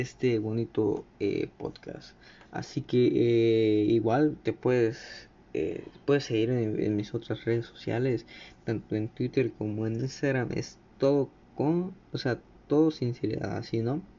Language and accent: Spanish; Mexico; aquí en México de donde soy